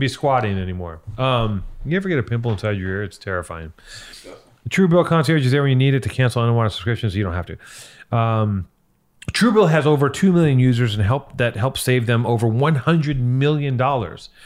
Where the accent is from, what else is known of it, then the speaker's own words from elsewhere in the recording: Los Angeles, California, United States; I'm from here